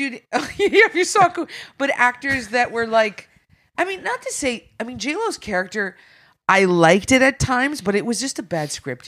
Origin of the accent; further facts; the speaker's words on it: Sudbury, Ontario, Canada; I'm from Sudbury, so I grew up in Sudbury.